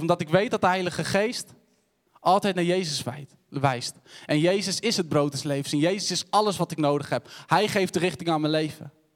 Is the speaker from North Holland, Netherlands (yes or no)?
no; Cothen, Utrecht, Netherlands; Ik ben opgegroeid in Koten, een dorpje tussen Wijk-Beduurstede en Utrecht.